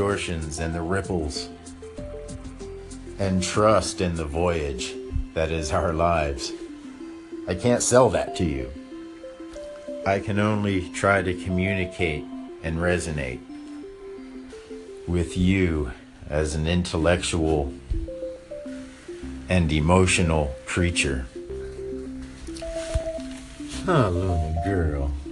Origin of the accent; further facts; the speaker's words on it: Mississippi, United States; moved away; also born or lived in Hollywood; Since the early 1960s, I grew up in Mississippi